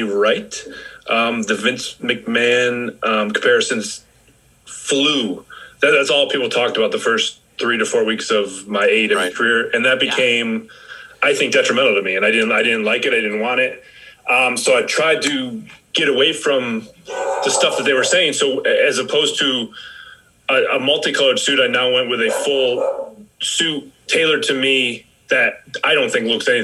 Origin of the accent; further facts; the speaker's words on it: Rochester, New York, United States; in Rochester